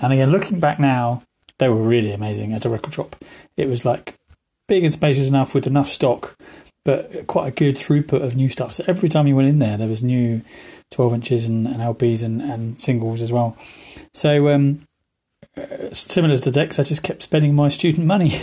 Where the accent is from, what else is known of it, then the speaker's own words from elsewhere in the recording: High Wycombe, South East England, United Kingdom; Growing up in High Wycombe, we were very, very lucky